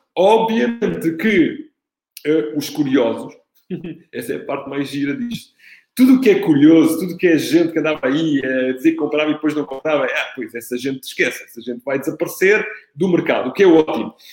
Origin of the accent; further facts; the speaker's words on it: Italy; now in Portugal; Sou, sou italiano, tenho dois filhos